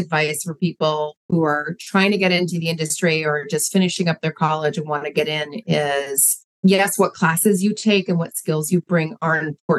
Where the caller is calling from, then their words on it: Madison, Wisconsin, United States; I'm calling from the Midwest, the United States, in Madison, Wisconsin.